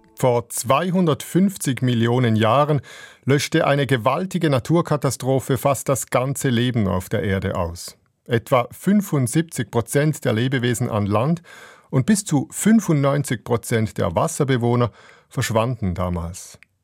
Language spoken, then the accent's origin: German; Switzerland; bei uns in der Schweiz